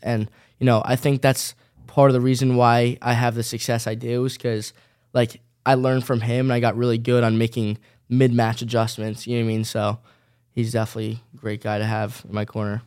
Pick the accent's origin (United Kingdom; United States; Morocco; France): United States; New Jersey; I'm staying in my hometown